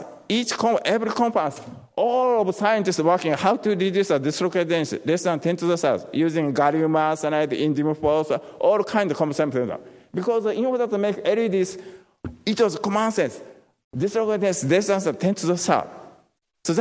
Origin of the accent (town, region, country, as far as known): Japan; moved away as an adult; also born or lived in Tokushima, Japan / Florida, United States; now in United States